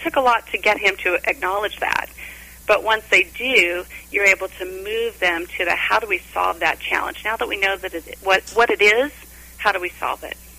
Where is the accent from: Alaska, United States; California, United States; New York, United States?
California, United States; Orange County; I was born and raised in Orange County, California